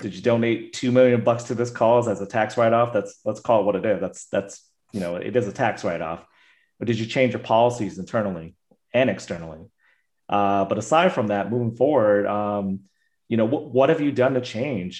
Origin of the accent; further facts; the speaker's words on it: United States; myself being Asian American